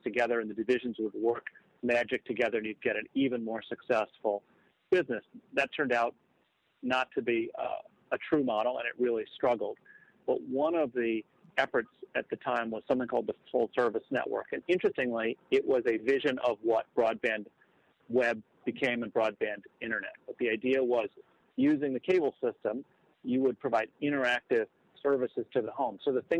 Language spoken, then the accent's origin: English; Chicago, Illinois, United States; That's right. I grew up in Chicago, and my father was, and actually still in his 80s, is in the newspaper business.